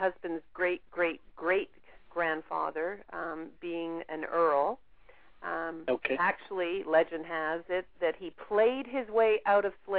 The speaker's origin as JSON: {"language": "English", "region": "England", "country": "United Kingdom", "moved": "yes", "lives_now": "Canada", "said": "I'm originally from England"}